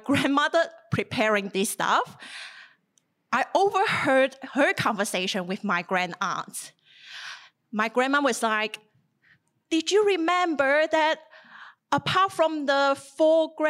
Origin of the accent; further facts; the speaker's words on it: southern China, China; moved away as an adult; now in Australia; the little town of my hometown in southern China